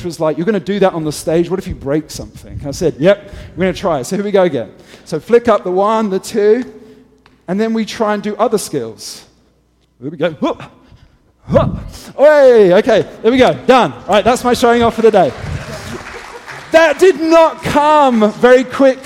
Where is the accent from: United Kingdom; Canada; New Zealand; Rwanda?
United Kingdom; England; moved away; I'm English